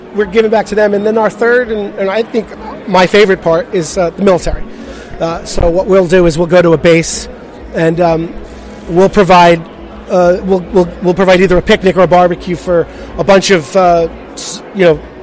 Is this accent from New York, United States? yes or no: no; New Jersey, United States; I'm from New Jersey